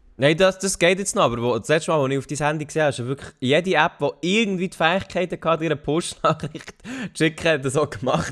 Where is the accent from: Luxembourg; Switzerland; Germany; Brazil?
Switzerland; als Schweizer Bürger